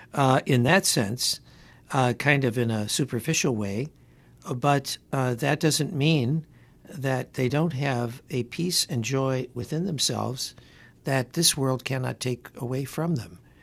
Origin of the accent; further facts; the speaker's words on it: Detroit, Michigan, United States; now in Connecticut, United States; when I was growing up in Detroit